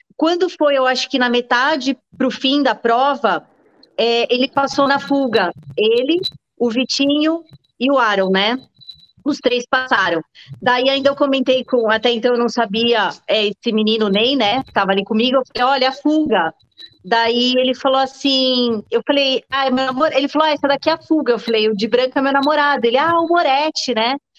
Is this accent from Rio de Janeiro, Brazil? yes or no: no; Jundiaí, São Paulo, Brazil; moved away as an adult; now in Indaiatuba, Brazil; eu sou de Jundiaí, é, vim para Indatuba há uns 12, 13 anos mais ou menos